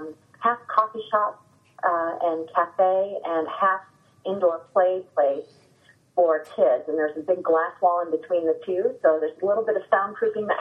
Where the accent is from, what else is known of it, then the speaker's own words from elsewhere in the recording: Stow, Ohio, United States; also born or lived in Akron, Ohio; I grew up in Stowe, Ohio.